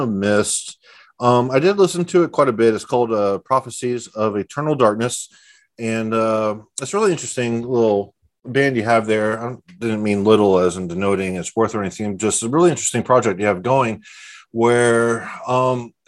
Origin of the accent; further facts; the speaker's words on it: Texas, United States; we're both from Texas